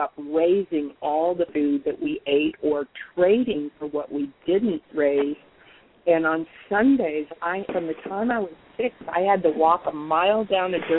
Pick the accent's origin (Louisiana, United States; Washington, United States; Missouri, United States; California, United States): California, United States; Mendocino; also born or lived in San Francisco Bay Area, California; I grew up on the ocean in Mendocino